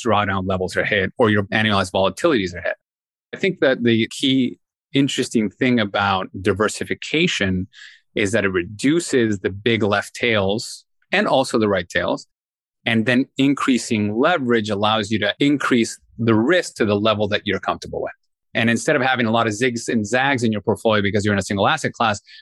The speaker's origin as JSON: {"language": "English", "country": "Peru", "tie": "born or raised there", "moved": "yes", "said": "I'm born and raised in Peru"}